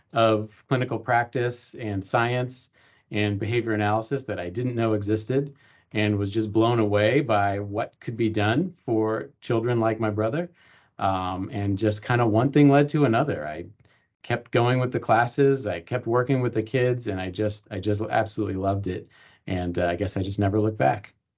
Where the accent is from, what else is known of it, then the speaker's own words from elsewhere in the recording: East Coast, United States; moved away as an adult; also born or lived in Los Angeles, California; I grew up on the East Coast, but I decided to go to college out west